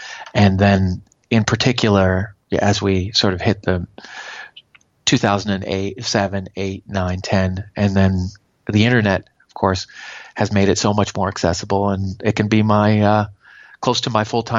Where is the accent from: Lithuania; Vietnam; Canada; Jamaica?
Canada; Toronto, Ontario; I grew up in Toronto